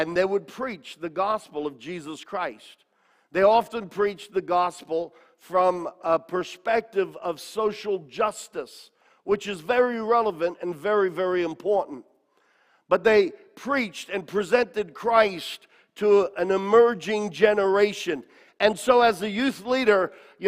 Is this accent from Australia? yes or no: yes; Australia; I was a young man growing up in Australia